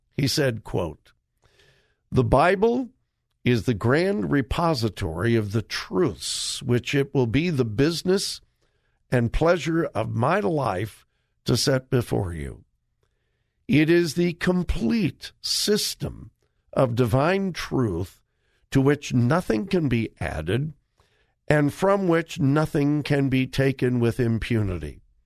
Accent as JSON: {"language": "English", "region": "Southern California", "country": "United States", "tie": "born or raised there", "said": "my pastor that I grew up under in Southern California"}